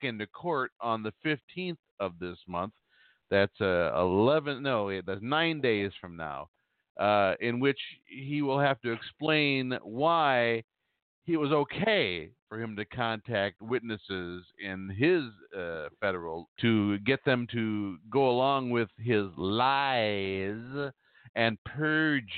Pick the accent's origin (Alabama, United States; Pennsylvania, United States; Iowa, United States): Iowa, United States; Clinton; working in my hometown in Clinton, Iowa